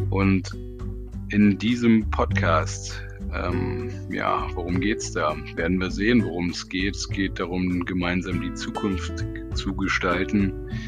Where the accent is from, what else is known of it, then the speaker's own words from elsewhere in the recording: Berlin, Germany; Ich sitze in Berlin und bin eine Berliner Pflanze, die ein bisschen in der Welt herumgekommen ist